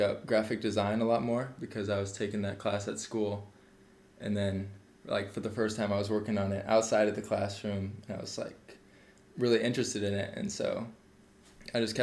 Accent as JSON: {"language": "English", "town": "Des Moines", "region": "Iowa", "country": "United States", "tie": "born or raised there", "said": "I was born and raised in Des Moines. I've lived in West Des Moines all my life."}